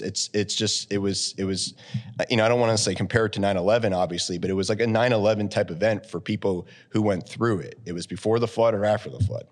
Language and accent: English; Wellsboro, Pennsylvania, United States; also born or lived in Lock Haven, Pennsylvania; I grew up in Wellsboro, Pennsylvania, uh, up in the Tioga County